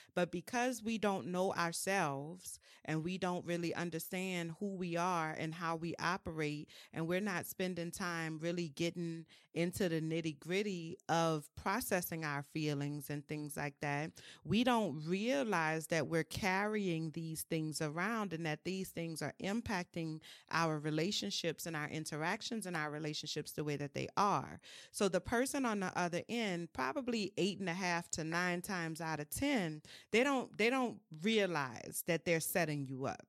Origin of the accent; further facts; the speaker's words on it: New Orleans, Louisiana, United States; I'm from New Orleans, um, born and raised